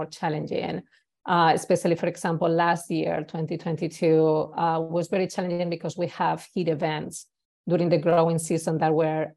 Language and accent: English; Spain; English is a second language; moved away as an adult; now in Napa Valley, United States; I have an accent. I'm originally from Spain, and I've been in US for more than 15 years, but I still have an accent